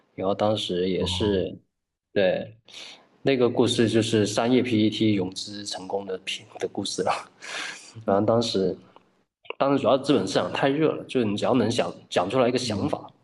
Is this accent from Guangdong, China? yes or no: yes; Guangdong, China; now in Hangzhou, China; 我们都是广东人